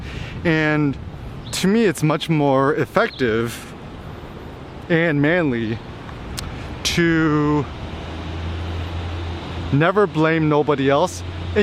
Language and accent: English; Bay Area, California, United States; also born or lived in Berkeley / Los Angeles; I grew up in the Bay Area too